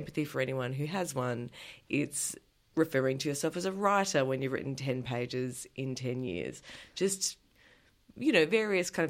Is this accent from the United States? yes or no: no; Adelaide, South Australia, Australia; what is also my hometown